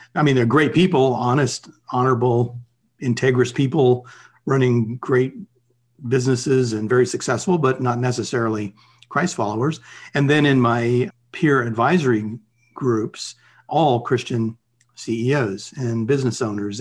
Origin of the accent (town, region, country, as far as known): United States